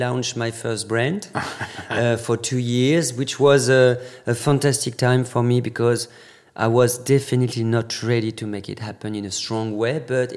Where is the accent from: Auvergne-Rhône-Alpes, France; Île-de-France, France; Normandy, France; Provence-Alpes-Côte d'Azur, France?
Normandy, France; English is a second language; moved away as an adult; now in Paris, France; Born and raised in Normandy